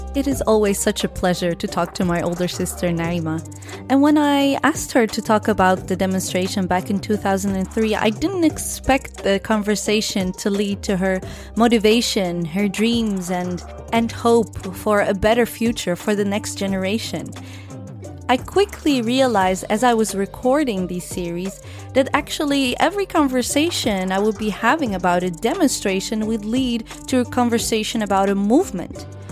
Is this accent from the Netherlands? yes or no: yes; Netherlands; born and raised in the Netherlands, Muslim and proud African